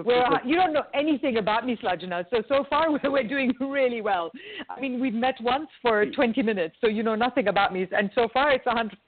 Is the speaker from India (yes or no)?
yes; India; I'm Indian, really so where I come from, they give you food to show you love.